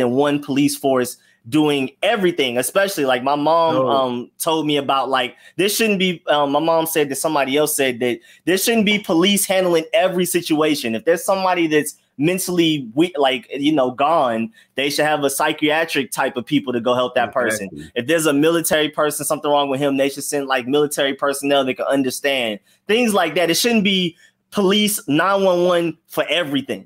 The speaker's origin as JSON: {"language": "English", "town": "Atlanta", "region": "Georgia", "country": "United States", "said": "I'm from Atlanta."}